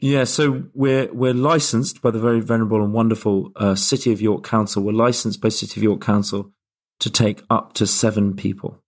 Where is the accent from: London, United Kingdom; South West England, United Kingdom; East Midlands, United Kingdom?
London, United Kingdom; moved away as an adult; also born or lived in Glasgow; now in Yorkshire, United Kingdom; most of my life I've spent in London